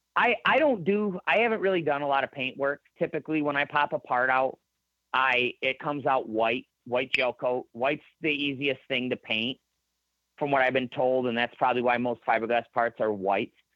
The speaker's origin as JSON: {"language": "English", "region": "Michigan", "country": "United States", "also_born_or_lived": "Shelby Township, Michigan / Holly, Michigan", "said": "I'm not bashful to tell anybody I'm from Michigan though. Like I, okay. I I'm proud I'm from here."}